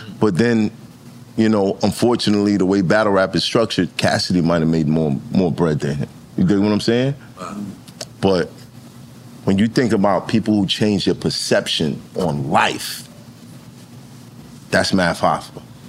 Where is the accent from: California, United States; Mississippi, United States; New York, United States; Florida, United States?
New York, United States; New York City; I'm from Brooklyn.